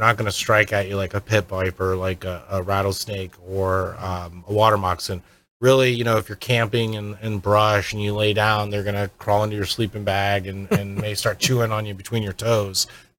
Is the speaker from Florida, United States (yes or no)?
yes; Florida, United States; I remember growing up in Florida. I'm fourth generation Floridian.